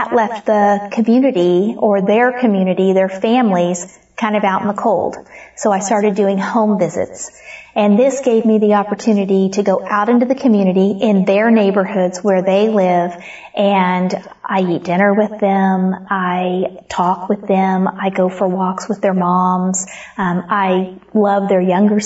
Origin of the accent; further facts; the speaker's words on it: Comanche County, Oklahoma, United States; moved away as an adult; also born or lived in Stafford County; I was raised in Comanche County, Oklahoma